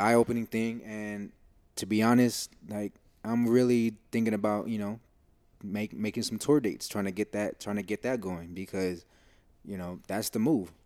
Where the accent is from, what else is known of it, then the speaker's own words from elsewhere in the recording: United States; we're coming from the States